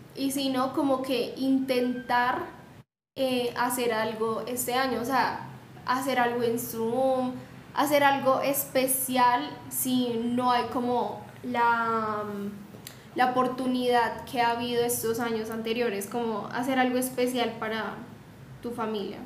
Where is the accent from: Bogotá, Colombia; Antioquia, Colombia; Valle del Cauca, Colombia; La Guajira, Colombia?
Bogotá, Colombia; yo soy de Bogotá, pero mi familia es del Chocó